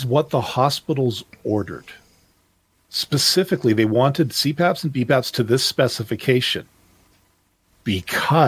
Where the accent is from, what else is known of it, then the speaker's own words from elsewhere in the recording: Canada; I'm Canadian